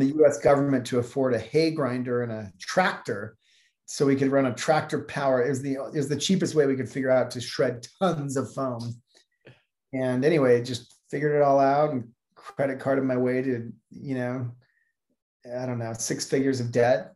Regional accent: Salt Lake City, Utah, United States; also born or lived in Taiwan; I grew up in Salt Lake City, Utah

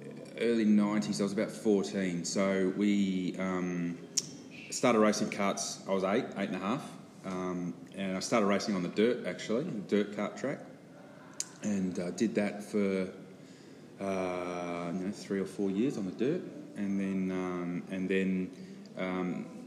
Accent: Perth, Western Australia, Australia; I'm born and bred in Perth, and all my family are from there

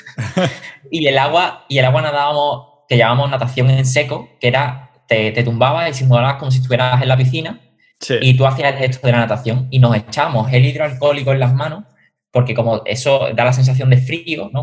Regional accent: Seville, Andalusia, Spain; el triatlón de aquí de mi ciudad, yo soy de Sevilla

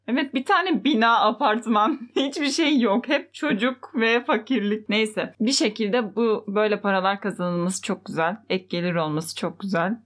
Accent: Fethiye, Muğla, Turkey; Ben Fethiye'liyim

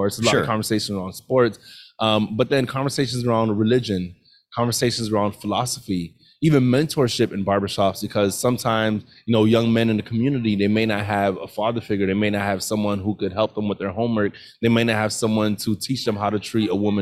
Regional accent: Miami, Florida, United States; also born or lived in Orlando; I was born and raised in Miami

